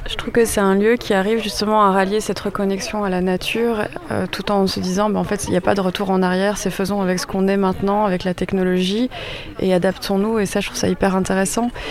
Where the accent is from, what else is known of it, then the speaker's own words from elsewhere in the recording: Belgium; je suis belge